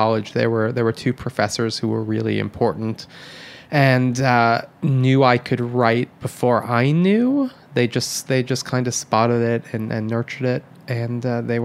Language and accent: English; Michigan, United States; moved away; When I was growing up in Michigan